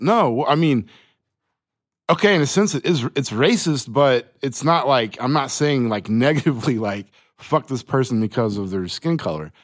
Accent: Choctaw, Oklahoma, United States; I grew up in Choctaw

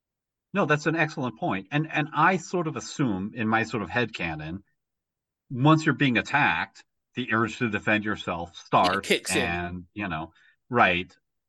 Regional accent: United States; maybe I'm an American

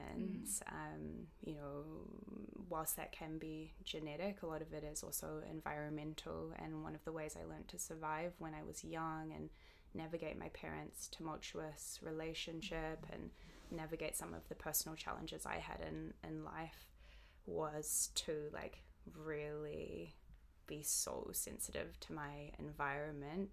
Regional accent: Auckland, New Zealand; we grew up in East Auckland, which when I was young

